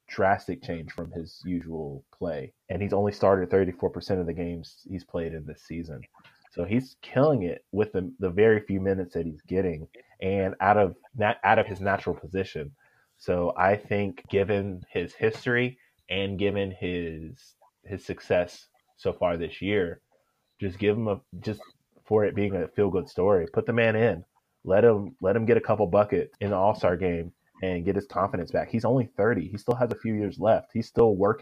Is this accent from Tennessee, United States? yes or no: yes; Tennessee, United States; I'm from Tennessee